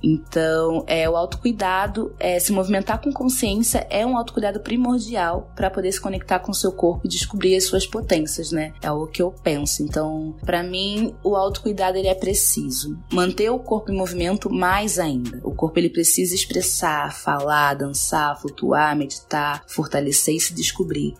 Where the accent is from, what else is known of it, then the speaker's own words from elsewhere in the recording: Rio de Janeiro, Brazil; moved away as an adult; also born or lived in Luanda, Angola; now in São Paulo, Brazil; Nasci em Angola, em Luanda, fui criada no Rio de Janeiro desde pequena e atualmente eu moro em São Paulo